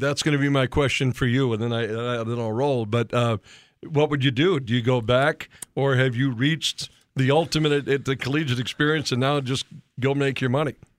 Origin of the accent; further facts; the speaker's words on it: Williston, North Dakota, United States; where I grew up in Williston, North Dakota